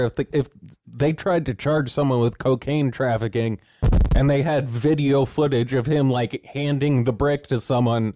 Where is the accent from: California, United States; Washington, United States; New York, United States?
California, United States; we come from California